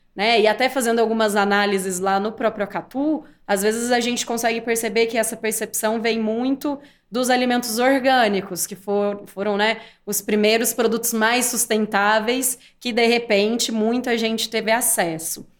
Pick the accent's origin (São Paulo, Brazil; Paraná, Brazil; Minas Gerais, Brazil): São Paulo, Brazil; interior of; accent: interior paulista; eu sou do interior de São Paulo, por isso esse sotaque